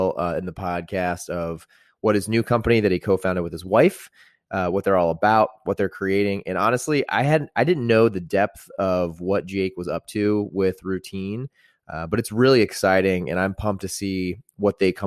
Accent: Greenwood, Indiana, United States; also born or lived in Carmel, Indiana; I'm from Greenwood, so like the south side

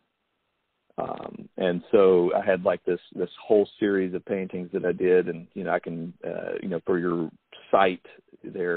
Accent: United States; I spent a lot of time, you know, outside as a kid. You know, that was just the way it was in Logan County, living in a mountain town

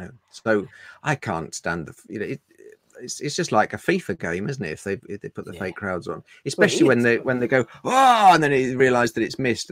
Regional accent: Woodford Green, London, United Kingdom; also born or lived in Cambridgeshire; I'm not an indigenous Londoner. I was born in Cambridgeshire, and we moved when I was six. We moved to Woodford Green

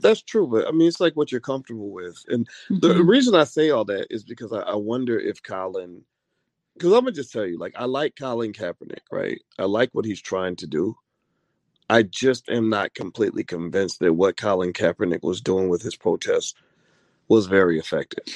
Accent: Kentucky, United States; when I grew up in Kentucky

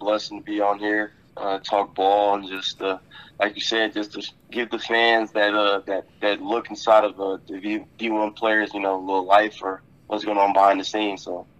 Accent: Indiana, United States; You know, I'm from South Indiana.

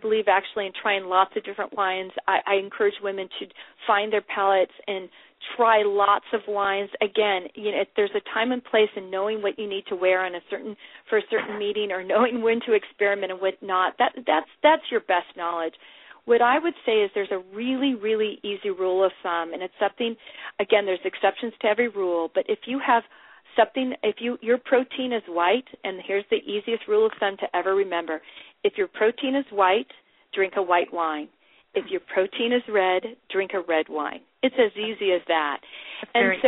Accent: California, United States; I'm from California

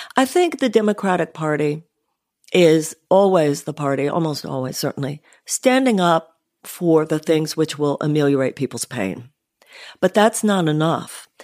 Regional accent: Houston, Texas, United States; I grew up in Houston, Texas, upper middle class home.

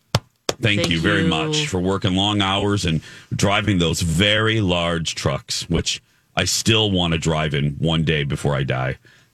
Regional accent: Michigan City, Indiana, United States; moved away as an adult; also born or lived in Chicago, Illinois; now in Minnesota, United States; my hometown of Michigan City, Indiana.

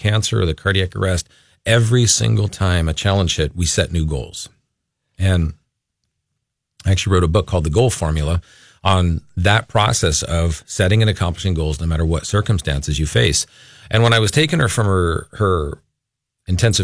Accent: Los Angeles, California, United States; moved away as an adult; also born or lived in Agoura Hills, California; now in Minnesota, United States; we're originally from the Los Angeles area. So we lived in Agoura

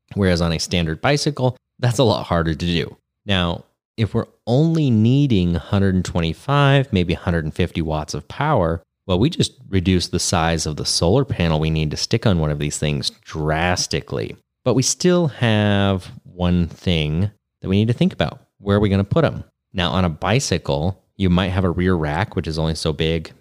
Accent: Grass Valley, California, United States; rough and ready Grass Valley area. which is, uh, around my hometown right here.

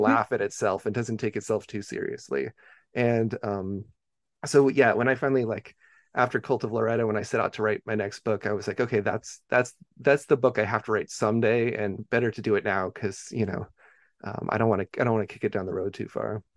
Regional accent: Beaverton, Oregon, United States; I grew up in Beaverton, Oregon, which is just, you know, uh, the, the most s, the, like, the most suburb of all suburbs

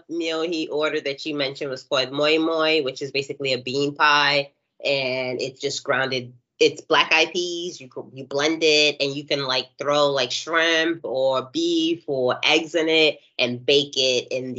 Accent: New York, United States; as a New Yorker

